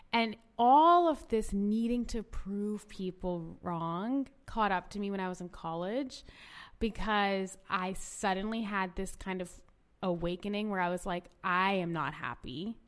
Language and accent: English; India; also born or lived in Orange County, United States; I was born in Orange County, and I like grew up actually in India.